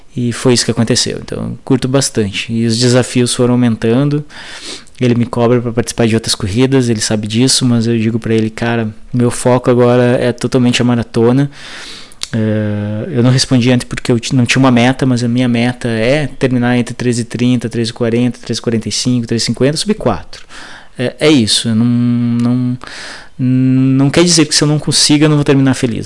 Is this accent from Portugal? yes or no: no; Passo Fundo, Rio Grande do Sul, Brazil; sou de Passo Fundo, Rio Grande do Sul